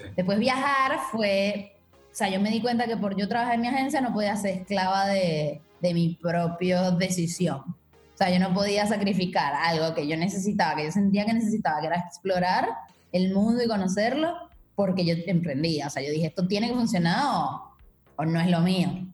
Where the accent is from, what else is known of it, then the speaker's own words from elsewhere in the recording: Venezuela; moved away as an adult; also born or lived in Margarita Island / Caracas / Berlin / Buenos Aires; yo soy venezolana. Eh, nací en Margarita, que es una isla del Caribe, y de Venezuela. Y viví ahí muchos años, bueno, como 19 años en total en Venezuela, en diferentes ciudades.